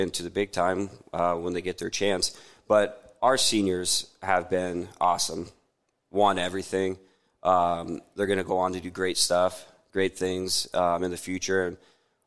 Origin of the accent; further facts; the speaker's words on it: Tekamah, Nebraska, United States; I'm from Tecama, Tecama Herman.